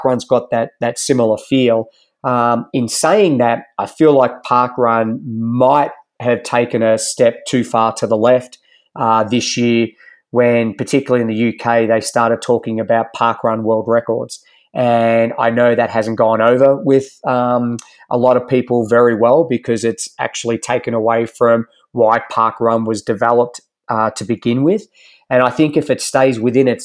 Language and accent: English; Geelong, Victoria, Australia; moved away as an adult; also born or lived in Ballarat; now in Boulder, United States; where I'm from in Geelong